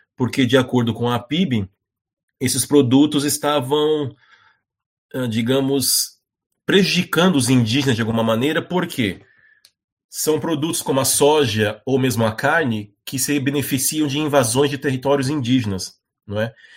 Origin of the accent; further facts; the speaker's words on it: Brazil; eu, como brasileiro